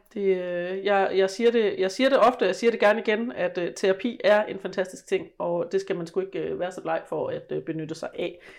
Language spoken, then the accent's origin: Danish; West Jutland, Central Denmark Region, Denmark; jeg voksede op i Vestjylland